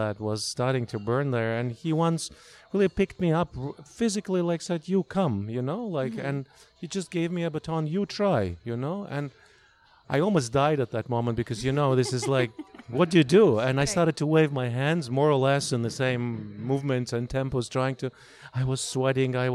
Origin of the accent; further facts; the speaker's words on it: Russia; moved away as an adult; growing up in Russia